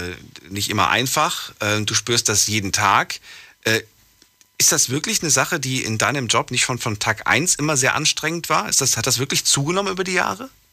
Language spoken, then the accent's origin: German; Frankfurt, Hesse, Germany; ab dem fünften, Alt, fünften Jahr bin ich in Frankfurt groß geworden